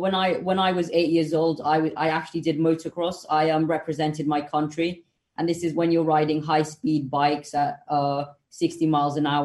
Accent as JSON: {"language": "English", "country": "Kenya", "tie": "born or raised there", "moved": "yes", "lives_now": "United Kingdom", "said": "I was born in Kenya."}